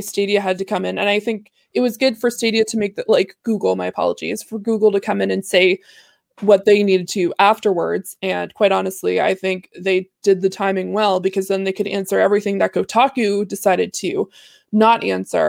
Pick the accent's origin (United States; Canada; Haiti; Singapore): Canada; I'm Canadian